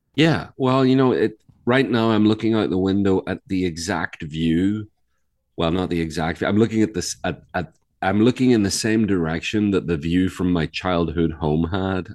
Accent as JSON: {"language": "English", "town": "Belfast", "region": "Northern Ireland", "country": "United Kingdom", "tie": "born or raised there", "moved": "yes", "lives_now": "North Carolina, United States", "said": "I'm from Ireland. I live in North Carolina much of the time."}